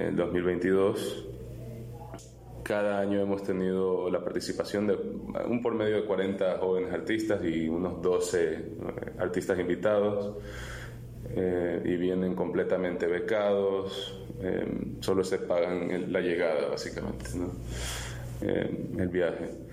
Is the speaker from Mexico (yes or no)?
no; Miami, Florida, United States; also born or lived in Ecuador; cuando me fui de Ecuador tenía ocho años y, terminé viviendo en, Miami. Y ahí en la escuela pública